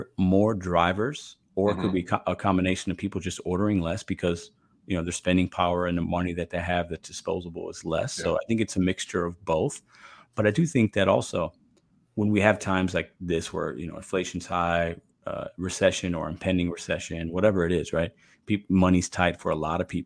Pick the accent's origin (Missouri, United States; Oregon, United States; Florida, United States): Missouri, United States; St. Louis; my hometown of St. Louis, Missouri